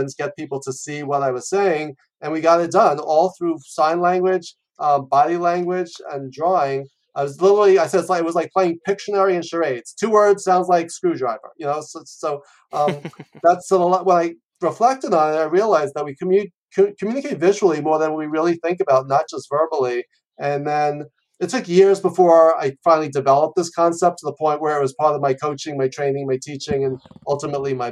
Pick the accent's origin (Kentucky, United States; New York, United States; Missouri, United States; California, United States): New York, United States; moved away as an adult; also born or lived in Los Angeles; I'm from New York. I lived in New York my whole life. And then I moved out